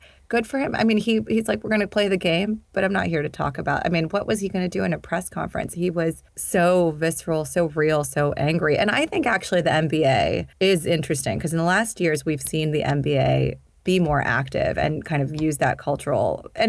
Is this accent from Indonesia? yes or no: yes; Indonesia; also born or lived in Sudan / Pakistan; I grew up in Indonesia and Sudan. I'm Pakistani, and I went to an international school